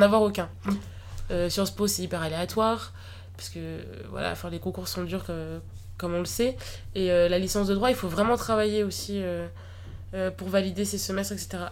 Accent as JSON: {"language": "French", "town": "Tours", "region": "Centre-Val de Loire", "country": "France", "moved": "as an adult", "lives_now": "Paris, France", "said": "je viens de Tours"}